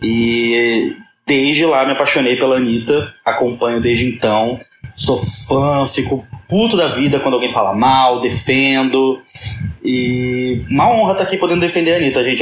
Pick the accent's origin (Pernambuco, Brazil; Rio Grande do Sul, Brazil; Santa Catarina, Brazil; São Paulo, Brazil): Santa Catarina, Brazil; Florianópolis; moved away as an adult; now in Rio de Janeiro, Brazil; Eu não sou do Rio de Janeiro, eu sou de Florianópolis, mas eu moro no Rio de Janeiro desde 2010